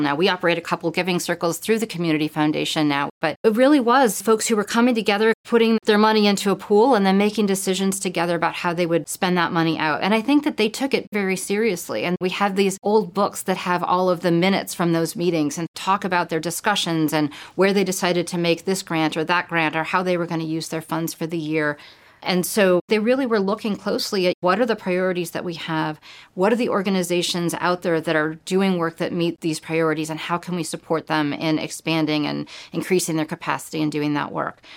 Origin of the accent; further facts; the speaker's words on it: California, United States; moved away as an adult; now in Connecticut, United States; I grew up in California